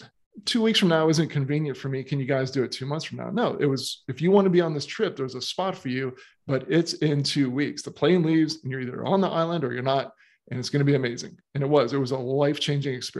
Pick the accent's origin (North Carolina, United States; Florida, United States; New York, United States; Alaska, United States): Florida, United States; moved away as an adult; also born or lived in Miami / St. Augustine; now in Australia; when I was growing up in Florida, I moved from Miami to St. Augustine